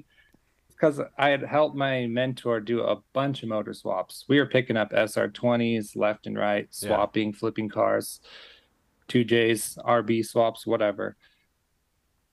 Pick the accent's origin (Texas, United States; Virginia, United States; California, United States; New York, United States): California, United States; Los Angeles; moved away as an adult; also born or lived in Logan, Utah; now in Utah, United States; I grew up in Logan, Utah. And when I was 7 or so, my parents moved to California